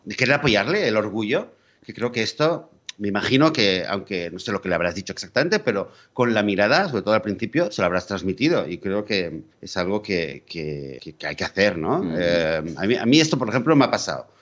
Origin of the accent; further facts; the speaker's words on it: Catalonia, Spain; moved away; mi tierra natal, que es Cataluña